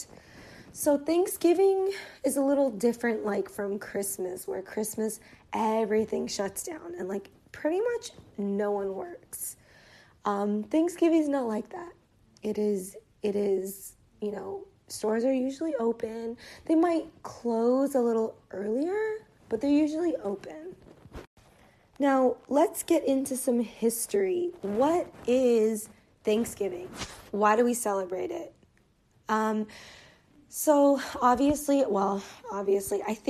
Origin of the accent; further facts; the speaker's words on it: United States; as an American